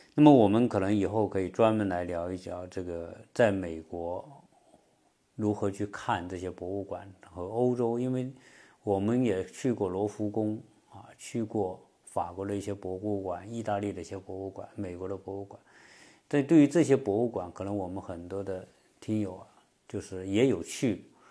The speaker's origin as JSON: {"language": "Chinese", "country": "China", "moved": "yes", "lives_now": "Atlanta, United States", "said": "我们中国人是特别爱吃龙虾了"}